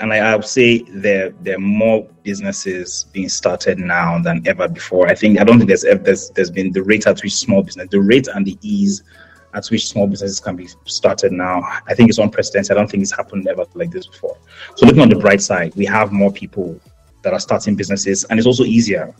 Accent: Jos, Plateau, Nigeria; moved away as an adult; also born or lived in Hertfordshire, United Kingdom; I was born and raised in Jos in Plateau State.

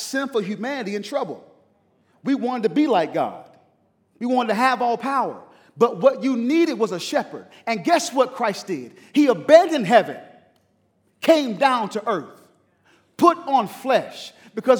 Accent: East Coast, United States; moved away; I'm from the East Coast.

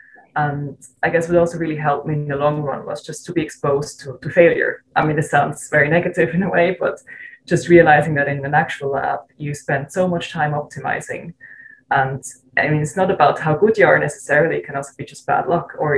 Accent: Switzerland; moved away as an adult; also born or lived in Zurich; I'm originally from Switzerland, from a really small town

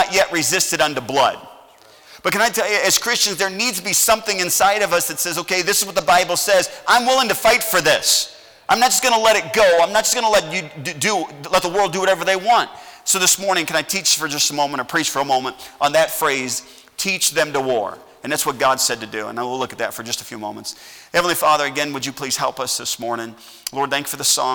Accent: United States; I'm an American

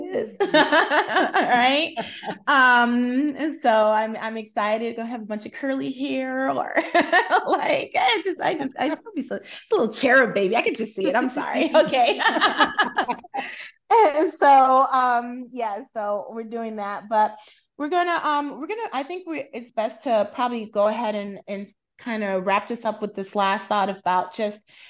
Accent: United States; also born or lived in South Korea / UAE; now in United Arab Emirates; as an American

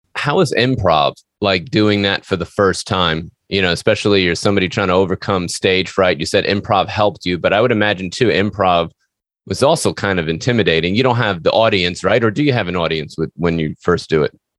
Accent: New York City, New York, United States; moved away as an adult; now in Tennessee, United States; I'm from New York City too

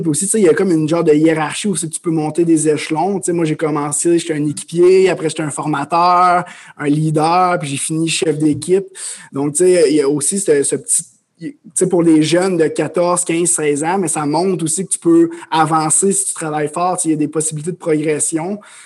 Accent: Amos, Quebec, Canada; moved away as an adult; je suis un, jeune homme originaire de l'Abitibi-Témiscamingue. Donc, euh, je viens d'Amos. j'ai grandi là, mes parents viennent de là

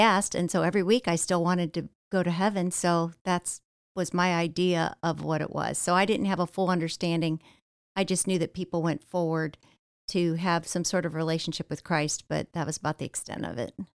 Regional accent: Ohio, United States; now in Florida, United States; born and raised in Ohio, about forty-five miles south of Cleveland

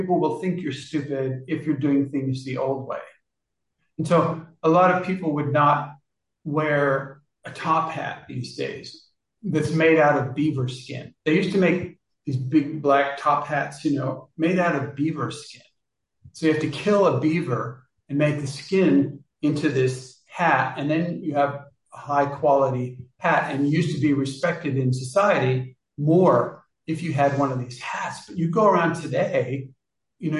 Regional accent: Kansas, United States; I was born in Kansas.

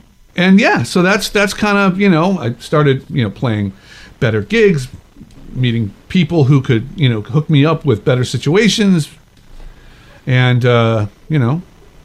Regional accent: Chicago, Illinois, United States; I went to the University of Chicago, you know, my hometown

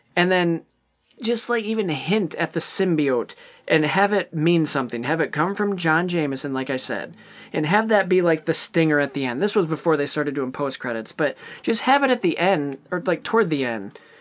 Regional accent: Ionia, Michigan, United States; I was at the Ionia Theater in my hometown of Ionia, Michigan

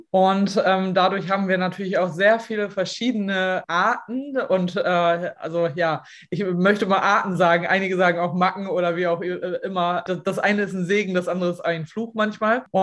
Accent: Lower Saxony, Germany; Ich komme aus Ostfriesland, lebe hier mit meinem Mann und meinen zwei Söhnen ähm, auf einem Resthof.

